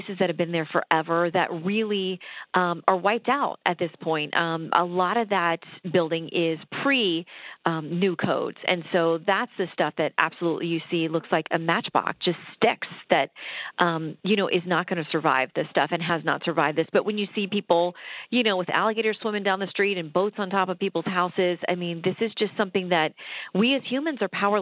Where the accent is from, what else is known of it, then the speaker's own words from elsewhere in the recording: South Florida, United States; also born or lived in Tallahassee, Florida / Tampa, Florida; I grew up in, well, South Florida for the first half of my childhood. And then when I was in high school, we moved to Tallahassee.